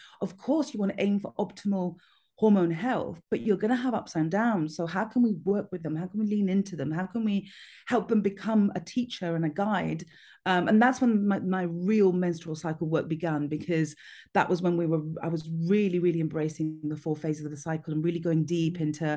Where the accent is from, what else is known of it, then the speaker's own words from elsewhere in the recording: Gibraltar; I grew up in Gibraltar